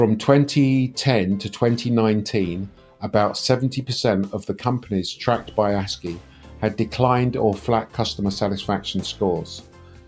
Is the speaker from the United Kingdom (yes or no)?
yes; United Kingdom; I'm British